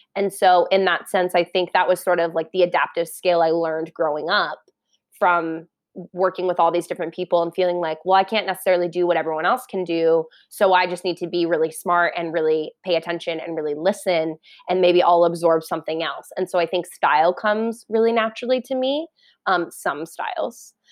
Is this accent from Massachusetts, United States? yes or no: no; Parker, Colorado, United States; now in New York, United States; I grew up in Parker, Colorado, which is like an hour southeast of Denver